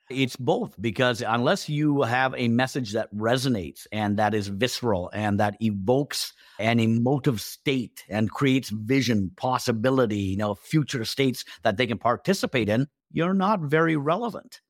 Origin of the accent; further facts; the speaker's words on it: Canada; also born or lived in India / England; I was born in India, but, uh, we moved to England first and then to Canada, you know, when I was five. And so I've been in Canada ever since then